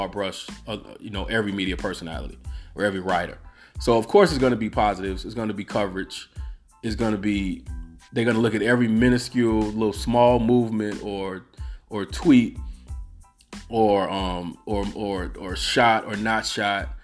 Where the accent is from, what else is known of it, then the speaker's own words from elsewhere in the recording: Chicago, Illinois, United States; as a Chicagoan, as an avid Bulls fan growing up